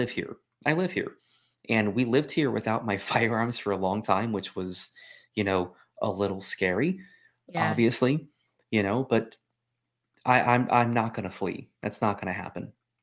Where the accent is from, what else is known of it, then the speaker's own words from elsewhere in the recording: Florida, United States; I'm from Florida. I remember hanging chads.